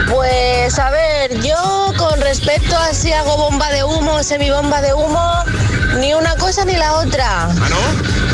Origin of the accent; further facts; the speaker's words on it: Valencia, Valencian Community, Spain; de Valencia